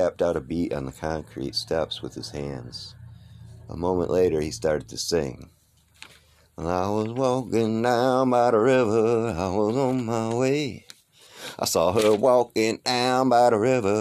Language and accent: English; Detroit, Michigan, United States; also born or lived in Pontiac, Michigan; I am from Detroit, Michigan.